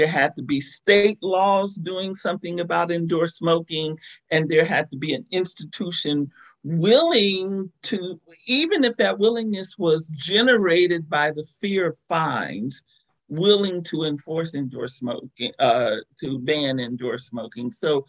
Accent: Oregon, United States; now in Ohio, United States; kind of remember when I moved to Ohio, I was in shock that they had not banned indoor smoking, because I came from Oregon and, you know, that hippy-dippy liberal state.

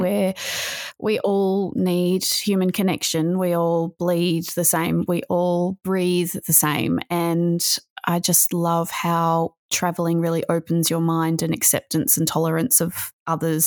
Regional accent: Australia; also born or lived in Melbourne, Victoria; I'm from Australia. I live in Victoria, uh, in Melbourne

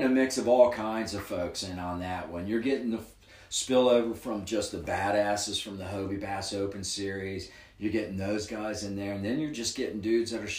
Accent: Kentucky, United States; now in Cincinnati, United States; I was born in Ewing County, Kentucky

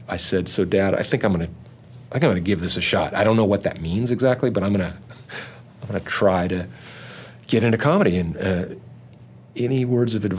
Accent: Orange County, California, United States; growing up in Orange County

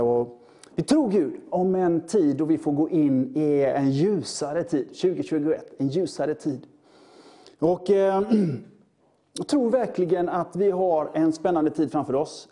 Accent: Sweden; vi är som svenskar

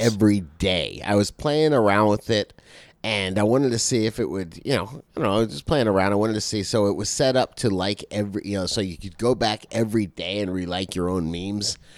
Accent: Florida, United States; I'm from Florida

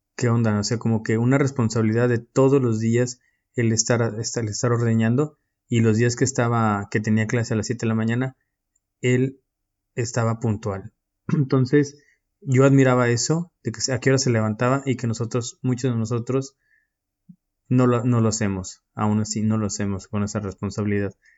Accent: Mexico; moved away as an adult; now in Istanbul, Turkey

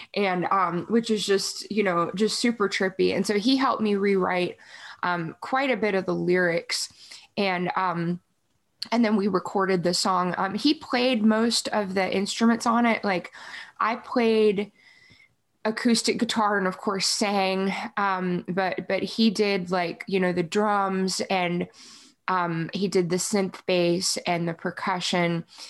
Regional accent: Yorktown, Virginia, United States; moved away as an adult; also born or lived in Tulsa, Oklahoma; now in Nashville, United States; I grew up in Virginia

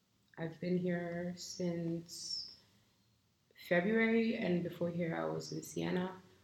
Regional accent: Nigeria; English is a second language; also born or lived in United States; I grew up in the US for some time and moved back home to Nigeria. I'm very Pan-African.

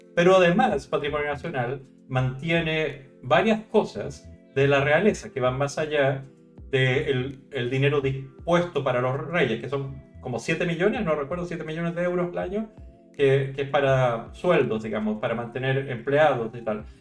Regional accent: Chile; now in Spain; yo soy chileno, soy de esos países que se independizaron del rey

